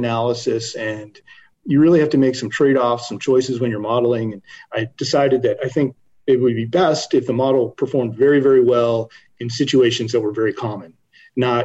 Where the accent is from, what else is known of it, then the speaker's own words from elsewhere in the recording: Baltimore, Maryland, United States; I grew up in Baltimore